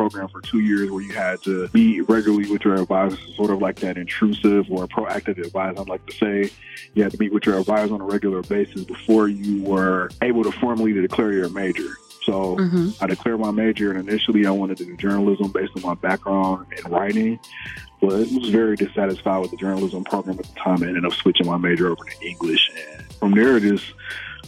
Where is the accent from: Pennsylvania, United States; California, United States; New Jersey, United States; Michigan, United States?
Michigan, United States; Detroit; moved away as an adult; also born or lived in Minnesota; now in Minneapolis, United States; Born and raised in Detroit, Michigan. Lived there pretty much my entire life before I transitioned over to Minnesota